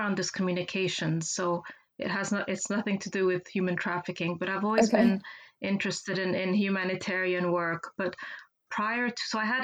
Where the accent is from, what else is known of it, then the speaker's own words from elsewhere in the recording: Geneva, Switzerland; I'm from Geneva. I grew up, spent most of my life here